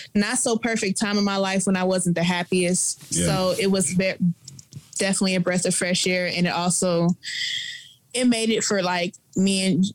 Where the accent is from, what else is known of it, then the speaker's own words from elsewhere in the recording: Los Angeles, California, United States; where I'm from